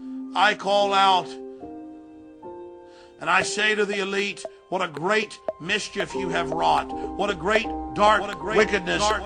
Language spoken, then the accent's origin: English; Dallas, Texas, United States; I grew up in Dallas, Texas